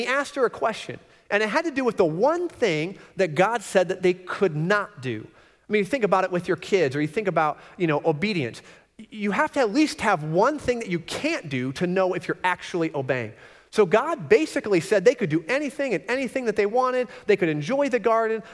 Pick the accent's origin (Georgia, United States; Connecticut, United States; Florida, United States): Florida, United States; I grew up in Florida, and we used to travel to Michigan because we had a lot of family in Michigan